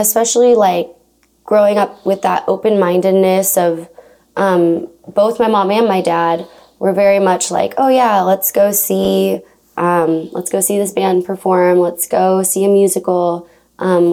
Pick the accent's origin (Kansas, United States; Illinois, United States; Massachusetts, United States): Kansas, United States; Olathe; I grew up in Olathe, Kansas